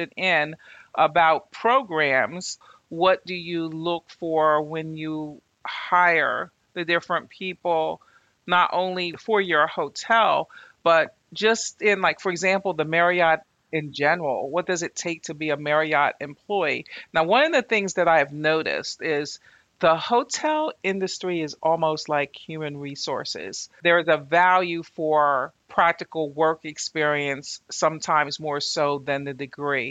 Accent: Northeast Corridor, United States; we're in the Northeast Corridor.

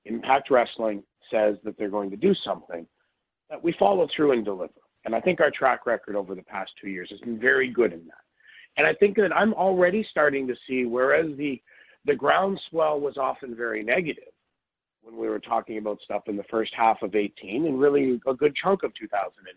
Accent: Canada; being Canadian

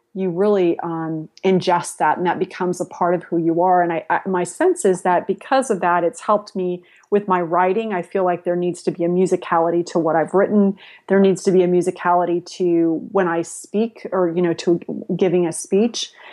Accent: San Jose, California, United States; also born or lived in Spain / Latin America; I grew up in San Jose before it was Silicon Valley

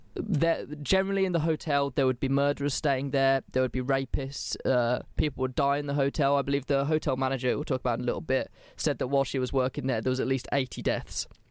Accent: England, United Kingdom; I'm English

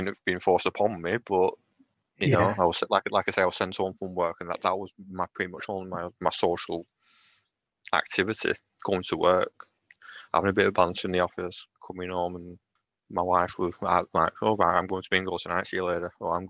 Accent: Lancashire, North West England, United Kingdom; accent: Lancashire; I am in Lancashire. Can you tell by my accent?

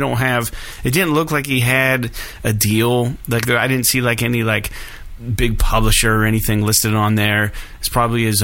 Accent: Meadville, Pennsylvania, United States; I'm from Meadville.

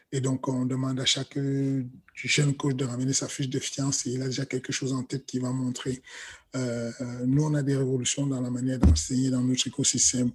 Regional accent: Cameroon; moved away; j'ai grandi au Cameroun

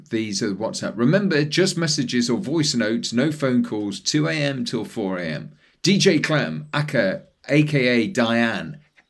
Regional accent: Leeds, Yorkshire and the Humber, United Kingdom; moved away as an adult; now in Australia; I'm originally from Leeds.

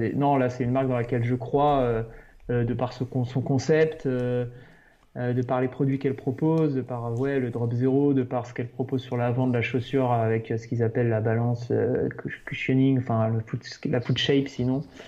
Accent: France; on est français

